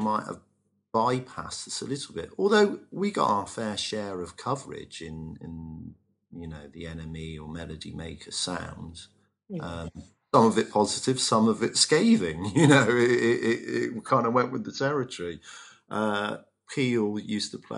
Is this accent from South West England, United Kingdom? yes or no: yes; Bristol, South West England, United Kingdom; used to live across the road from me when we were kids growing up in Avonmouth.